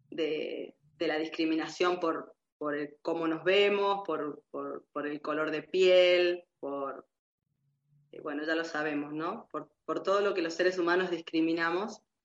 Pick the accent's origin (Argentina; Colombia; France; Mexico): Argentina; moved away; mi ser migrante aquí, porque si bien soy de la Argentina, eh, es un país muy cercano